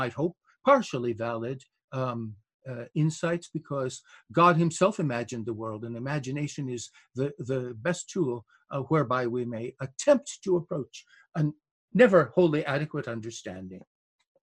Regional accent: Binghamton, New York, United States; right here in my hometown

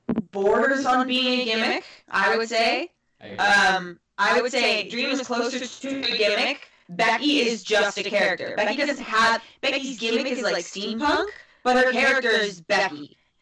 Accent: Calgary, Alberta, Canada; Jinder Mahal is from my hometown.

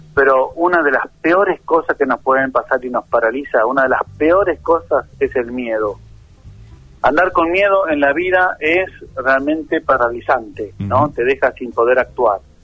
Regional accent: near the Atlantic, Buenos Aires Province, Argentina; also born or lived in La Plata; now in Darregueira, Argentina; Yo soy de la provincia de Buenos Aires, ¿viste? Y nací cerca del mar Atlántico si no, sino crecí en cerca del mar Atlántico porque nací en Buenos Aires.

